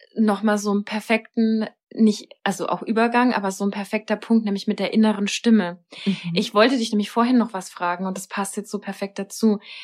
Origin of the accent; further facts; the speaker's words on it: Germany; bei uns in Deutschland